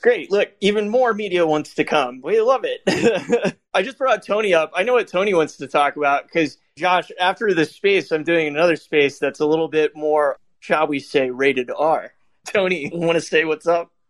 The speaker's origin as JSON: {"language": "English", "town": "Vancouver", "region": "British Columbia", "country": "Canada", "said": "we are from Vancouver, just currently got over the border."}